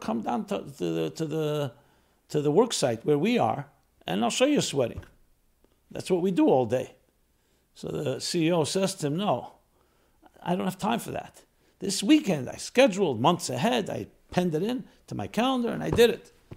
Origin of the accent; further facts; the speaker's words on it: New York, United States; I'm a New York boy. I grew up in New York in a city